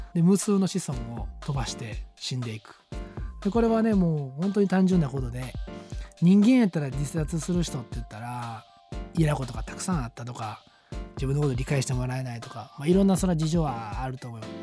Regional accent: Japan; 僕らはこう四季のある国に生まれて

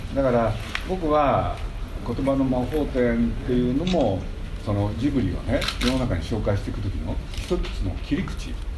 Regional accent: Nagoya, Aichi, Japan; moved away as an adult; now in Tokyo, Japan; 僕は名古屋の出身なんで

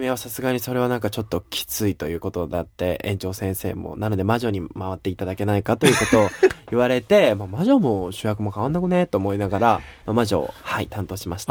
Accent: Japan; now in United States; 私は日本人で日本で生まれた

